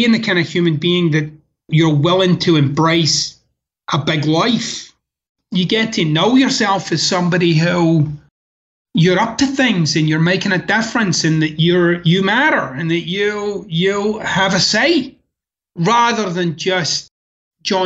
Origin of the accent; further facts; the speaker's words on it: Scotland, United Kingdom; moved away as an adult; now in United States; growing up in Scotland and the neighborhood that I was raised